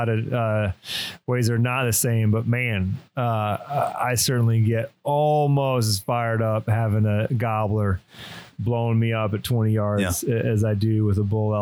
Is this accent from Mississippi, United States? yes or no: no; Michigan, United States; growing up in Michigan